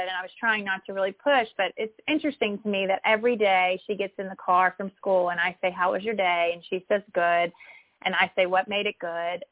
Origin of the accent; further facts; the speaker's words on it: Mississippi, United States; moved away; growing up in Mississippi